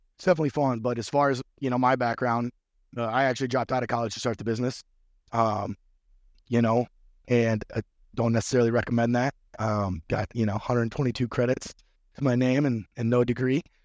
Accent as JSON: {"language": "English", "region": "Midwest", "country": "United States", "also_born_or_lived": "North Florida", "moved": "yes", "said": "I'm from the Midwest"}